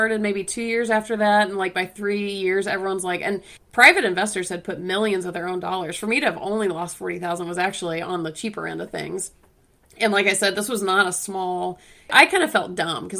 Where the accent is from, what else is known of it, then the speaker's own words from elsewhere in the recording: Atlanta, Georgia, United States; I'm from Atlanta